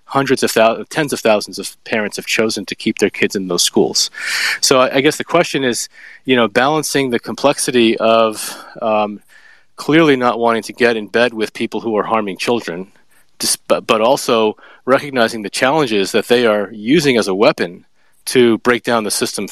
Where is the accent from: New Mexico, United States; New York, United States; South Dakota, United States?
New York, United States; I'm from New York, but I'm in South Carolina